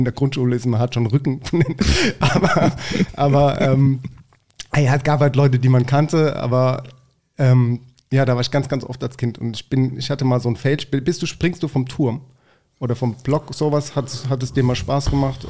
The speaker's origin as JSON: {"language": "German", "town": "Mannheim", "region": "Baden-Württemberg", "country": "Germany", "tie": "born or raised there", "said": "ich bin ja groß geworden auf der Gartenstadt"}